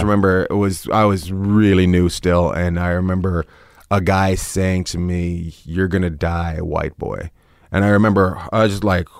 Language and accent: English; Canada; hey, I'm from Canada.